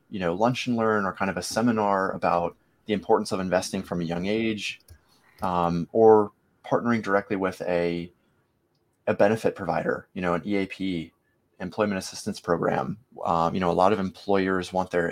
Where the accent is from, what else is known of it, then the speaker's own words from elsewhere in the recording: Virginia Beach, Virginia, United States; also born or lived in Norfolk, Virginia; I was born in Norfolk, but raised in this area my whole life.